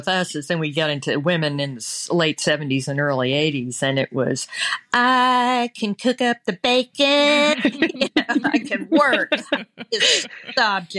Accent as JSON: {"language": "English", "region": "the South", "country": "United States", "tie": "born or raised there", "said": "I'm 10 years older than her. Plus, I was raised in the South in the 60s and into, you know, some of the 70s."}